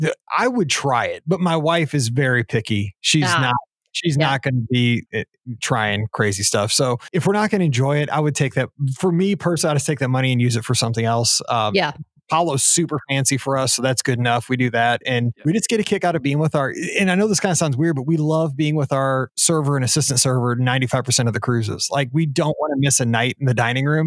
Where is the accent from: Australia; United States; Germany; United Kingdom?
United States; Midwest; I'm from the Midwest.